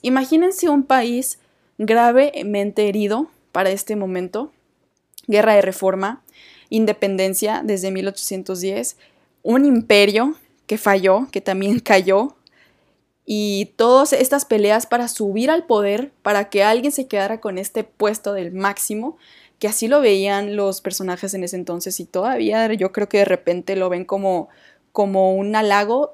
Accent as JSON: {"language": "Spanish", "country": "Mexico", "said": "somos los mexicanos"}